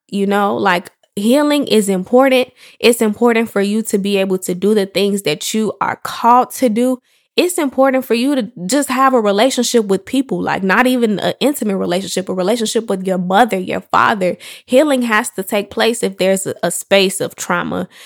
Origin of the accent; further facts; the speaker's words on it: Chicago, Illinois, United States; I am from Chicago, the West Side to be exact. Um, I grew up on the south suburbs of Chicago